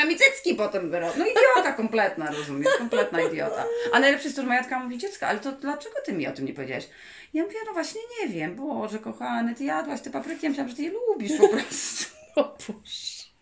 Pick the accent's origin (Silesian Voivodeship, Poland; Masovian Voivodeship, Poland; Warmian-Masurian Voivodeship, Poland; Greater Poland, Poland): Masovian Voivodeship, Poland; Warsaw; jesteśmy z Warszawy, prawda? To jest duże miasto